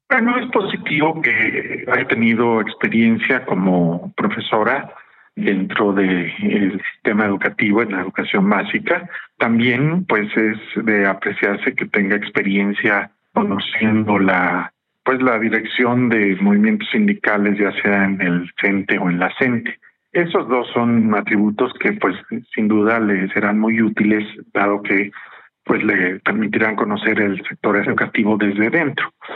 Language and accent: Spanish; Mexico